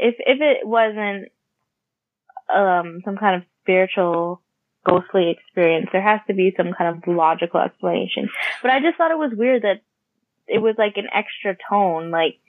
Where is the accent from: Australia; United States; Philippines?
Philippines; I'm also Filipino.